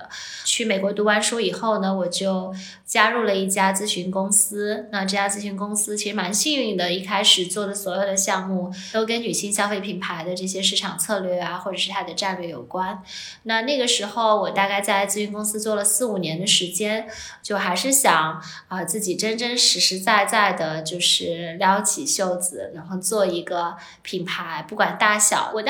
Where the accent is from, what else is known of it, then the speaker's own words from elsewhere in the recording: Shanghai, China; moved away as an adult; also born or lived in Hong Kong / United States; 我是呃出生在上海